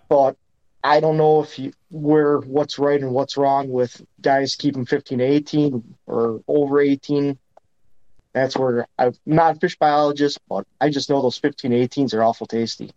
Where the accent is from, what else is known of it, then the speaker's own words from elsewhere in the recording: Green Bay, Wisconsin, United States; growing up on Green Bay